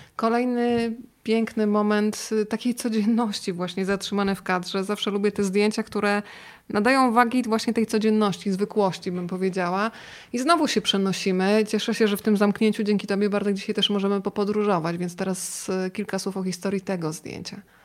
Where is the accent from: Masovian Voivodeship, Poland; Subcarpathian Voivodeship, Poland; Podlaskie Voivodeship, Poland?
Subcarpathian Voivodeship, Poland; Rzeszów; now in Warsaw, Poland; ja pochodzę z Rzeszowa